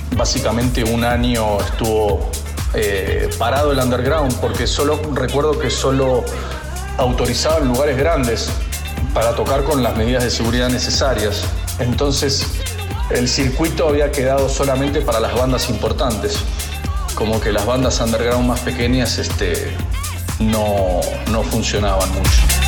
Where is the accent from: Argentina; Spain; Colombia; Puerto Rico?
Argentina; Zona Norte, Buenos Aires Province; moved away as an adult; now in Acapulco, Mexico; Nací en 1975 en Zona Norte.